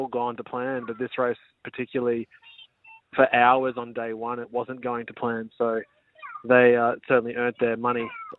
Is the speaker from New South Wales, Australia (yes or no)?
no; Queensland, Australia; now in Sunshine Coast, Australia; No, I grew up in Brizzy Hills.